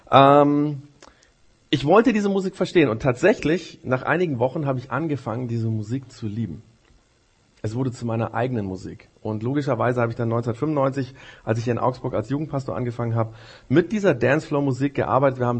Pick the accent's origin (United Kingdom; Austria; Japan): Japan; Das war in Japan, wo ich aufgewachsen bin, so in den Kirchen